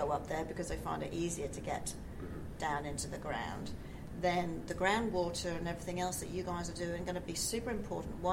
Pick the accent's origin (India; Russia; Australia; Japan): Australia; also born or lived in Perth; as an Australian?